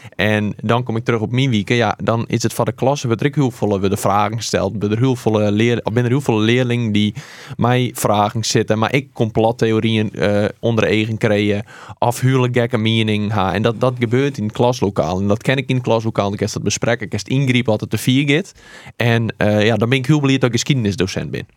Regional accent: Harkema, Friesland, Netherlands; accent: Wâldpyk; ik kom uit Harkema

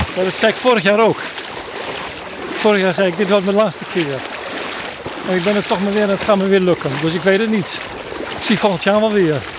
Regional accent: Limburg, Netherlands; also born or lived in Groningen; Ik kom uit Limburg

